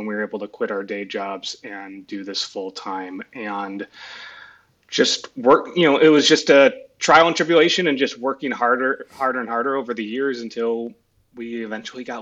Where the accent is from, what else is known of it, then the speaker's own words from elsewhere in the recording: Chicago, Illinois, United States; moved away; I grew up in Chicago, went to USC